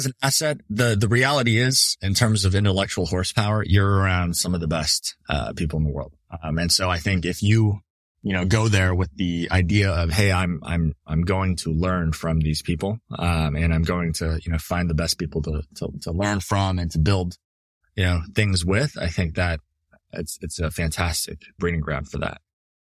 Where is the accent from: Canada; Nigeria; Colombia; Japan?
Canada; now in United States; you know, as a Canadian, I needed to actually go to a place that would sponsor my visa.